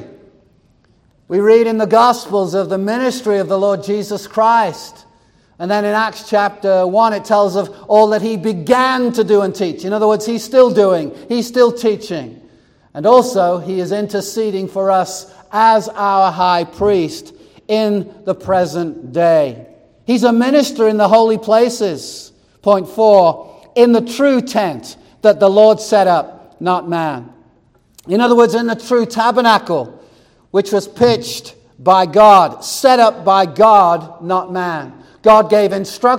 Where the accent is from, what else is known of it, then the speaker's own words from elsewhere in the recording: United States; we're American